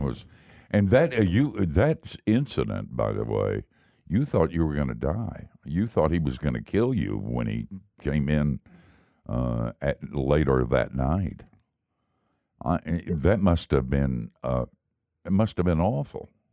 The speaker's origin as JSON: {"language": "English", "town": "Asheville", "region": "North Carolina", "country": "United States", "tie": "born or raised there", "said": "I grew up in Asheville"}